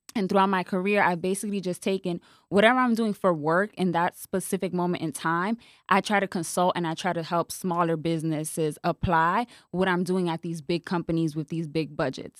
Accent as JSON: {"language": "English", "town": "New York City", "region": "New York", "country": "United States", "tie": "born or raised there", "also_born_or_lived": "Atlanta", "moved": "as an adult", "lives_now": "Dallas, United States", "said": "I was born and raised in the Bronx"}